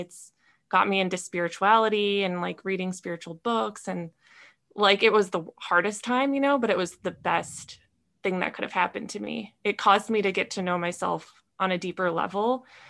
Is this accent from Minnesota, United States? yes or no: yes; Minnesota, United States; moved away as an adult; now in California, United States; I grew up in Minnesota in a small town